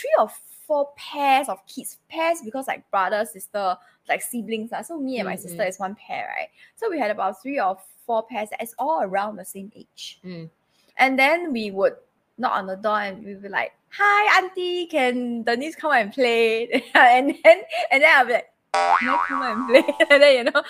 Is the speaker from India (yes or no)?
no; Singapore; very, very young, I used to stay in this place called Marsiling